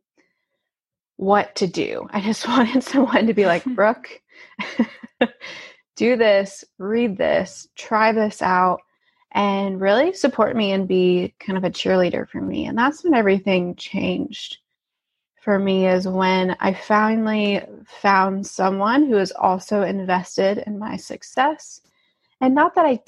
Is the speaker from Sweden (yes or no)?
no; Alabama, United States; moved away as an adult; also born or lived in St. Louis; I grew up in Alabama, so I grew up in a very southern town